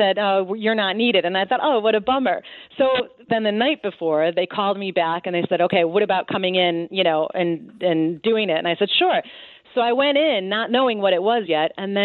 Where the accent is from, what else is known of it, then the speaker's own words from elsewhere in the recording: Cicero, Illinois, United States; moved away as an adult; also born or lived in Los Angeles; now in London, United Kingdom; I grew up in Cicero, and then, you know, quick steps ahead, I ended up in L.A., and then from L.A. here to London.